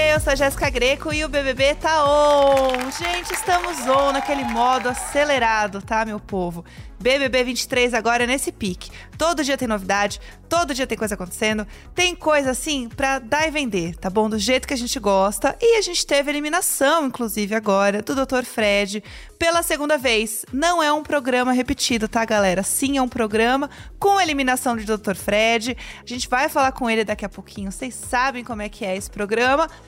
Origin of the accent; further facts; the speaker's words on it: Brazil; eu sou brasileira